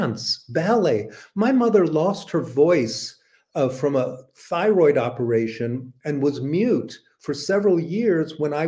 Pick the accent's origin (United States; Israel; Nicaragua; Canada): Israel; Tel Aviv, Tel Aviv District; first language English; moved away; I lived in Tel Aviv, and learning Hebrew, growing up amongst Jews in Israel at that time